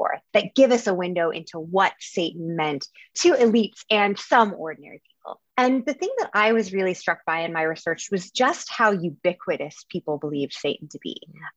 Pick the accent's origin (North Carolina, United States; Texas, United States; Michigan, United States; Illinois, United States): Texas, United States; Dallas; I'm from Texas, grew up in Dallas